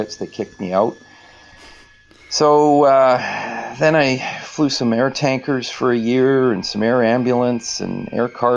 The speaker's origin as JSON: {"language": "English", "town": "Ladner", "region": "British Columbia", "country": "Canada", "tie": "born or raised there", "said": "I grew up in Ladner in an agricultural area"}